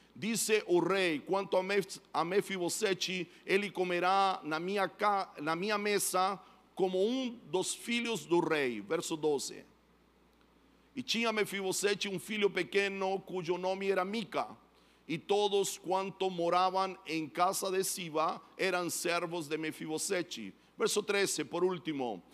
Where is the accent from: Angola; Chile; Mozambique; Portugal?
Chile; Portuguese is a second language; now in São Paulo, Brazil; eu sou chileno, moro em São Paulo